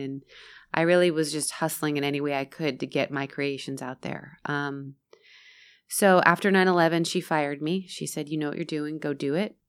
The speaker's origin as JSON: {"language": "English", "region": "Florida", "country": "United States", "tie": "born or raised there", "also_born_or_lived": "San Diego, California", "said": "I was first in San Diego, and then we moved to Florida"}